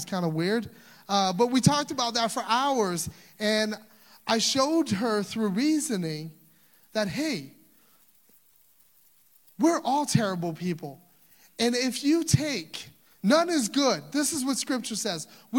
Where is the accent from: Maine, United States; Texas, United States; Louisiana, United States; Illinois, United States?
Louisiana, United States; I'm from Louisiana